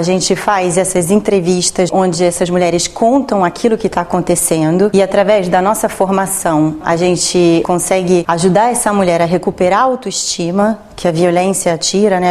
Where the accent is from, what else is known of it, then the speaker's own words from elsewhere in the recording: Rio de Janeiro, Brazil; now in Rome, Italy; eu falei que era é, do Brasil, do Rio de Janeiro